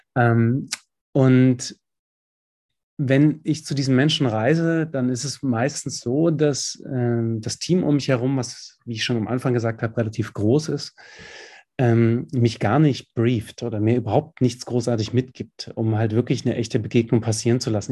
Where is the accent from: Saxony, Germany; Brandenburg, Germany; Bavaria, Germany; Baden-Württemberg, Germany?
Saxony, Germany; Dresden; aus meinem Kiez, wo ich groß geworden bin in Dresden